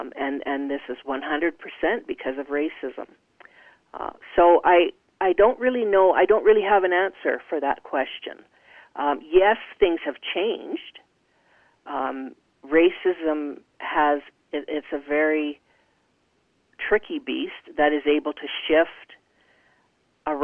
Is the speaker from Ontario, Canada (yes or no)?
no; Calgary, Alberta, Canada; we grew up in Calgary